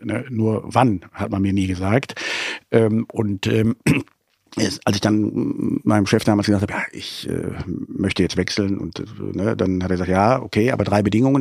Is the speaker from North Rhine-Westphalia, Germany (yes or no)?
yes; Leverkusen, North Rhine-Westphalia, Germany; now in Cologne, Germany; ich bin in Leverkusen äh, geboren